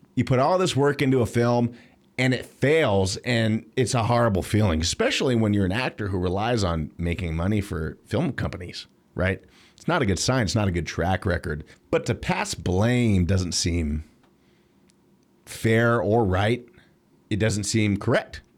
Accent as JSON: {"language": "English", "country": "United States"}